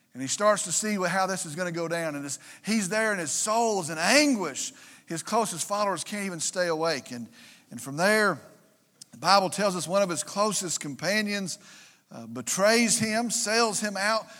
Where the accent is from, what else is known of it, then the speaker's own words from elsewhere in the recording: Vernon, Texas, United States; They came from Vernon. They came from Wilbarger County. That's my hometown.